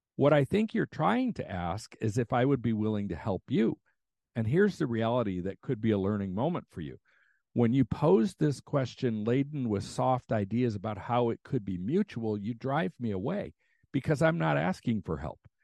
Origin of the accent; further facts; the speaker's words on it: United States; as an American